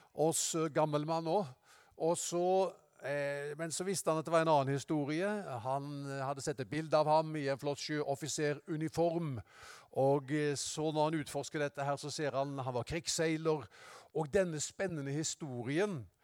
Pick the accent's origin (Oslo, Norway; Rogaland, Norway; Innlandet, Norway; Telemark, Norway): Rogaland, Norway; Haugesund; Jeg var hjemme i Haugesund, i Misjonskirka.